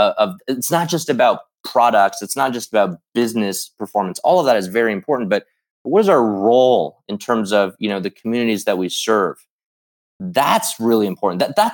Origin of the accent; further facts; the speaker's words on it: Midwest, United States; for a lot of us growing up in the Midwest, we obviously idolized Michael Jordan.